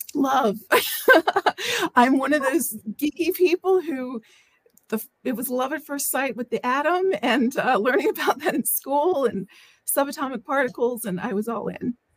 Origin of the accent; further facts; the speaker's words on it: Washington, District of Columbia, United States; I live in the Washington, D.C. area. I was born in Washington, D.C., so I've been here for most of my life